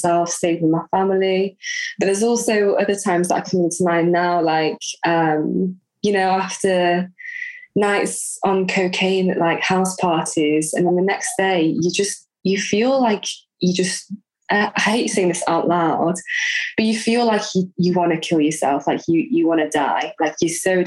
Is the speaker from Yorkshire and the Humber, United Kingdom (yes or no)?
yes; Leeds, Yorkshire and the Humber, United Kingdom; now in Eilat, Israel; I'm from Leeds.